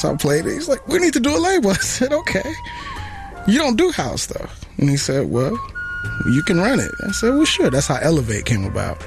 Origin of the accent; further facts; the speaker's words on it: Chicago, Illinois, United States; now in Detroit, United States; I grew up in Chicago, raised and ran and perverted all out in Chicago